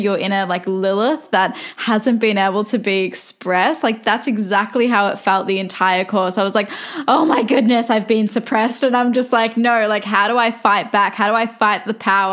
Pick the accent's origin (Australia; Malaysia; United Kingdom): Australia; I'm Australian, but they were both born in Turkey